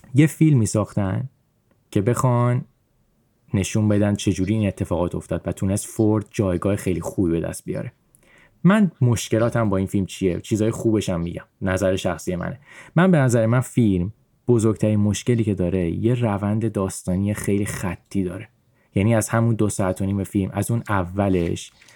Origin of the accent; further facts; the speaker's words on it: Iran; من به عنوان کسی که تو ایران بزرگ شدم